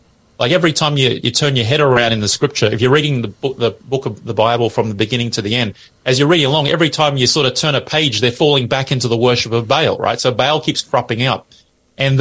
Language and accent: English; Australia; we're Australian as our nation